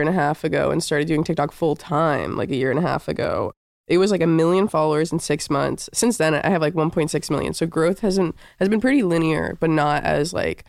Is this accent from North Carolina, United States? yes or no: yes; Chapel Hill, North Carolina, United States; moved away as an adult; also born or lived in New York City; now in Topanga, United States; I grew up in North Carolina.